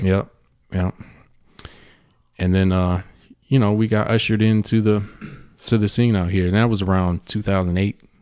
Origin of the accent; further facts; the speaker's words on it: Cleveland, Ohio, United States; moved away as an adult; now in Phoenix, United States; I come from Cleveland, Ohio